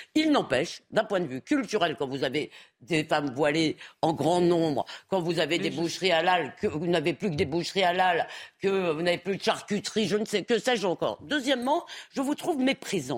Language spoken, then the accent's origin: French; Épinay-sur-Seine, Île-de-France, France; Quand j'étais jeune à Épinay-sur-Seine